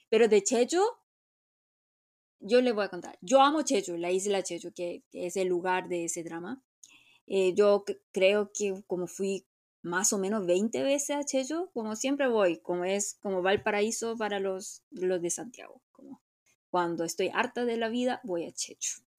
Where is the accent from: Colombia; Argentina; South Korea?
South Korea; first language Korean; Spanish is a second language; como soy nativa y no entiendo el coreano, aunque sea dialecto, no puede ser.